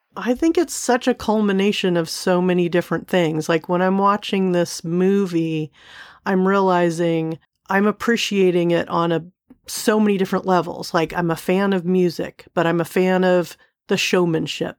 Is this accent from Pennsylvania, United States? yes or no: no; Seal Beach, California, United States; I grew up in Southern California, um, Seal Beach, California